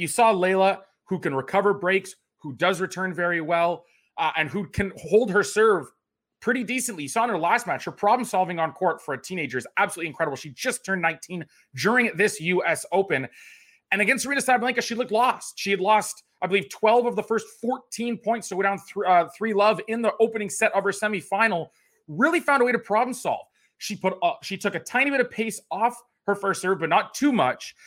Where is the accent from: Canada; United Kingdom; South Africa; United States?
Canada; also born or lived in Toronto; as a Canadian tennis fan